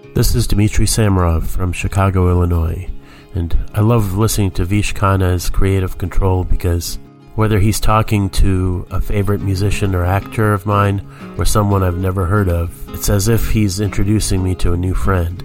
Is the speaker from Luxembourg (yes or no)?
no; Ontario, Canada; now in Alberta, Canada; I grew up in Ontario and now I live in Alberta